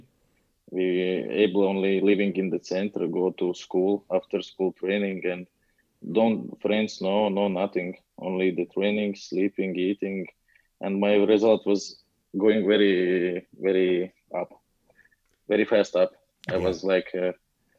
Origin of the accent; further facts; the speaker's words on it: Latvia; English is a second language; I'm from Latvia